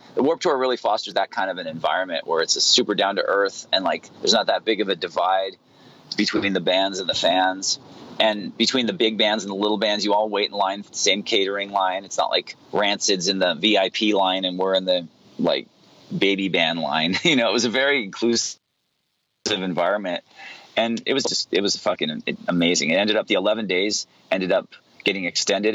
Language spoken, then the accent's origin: English; Santa Barbara, California, United States; my hometown in santa barbara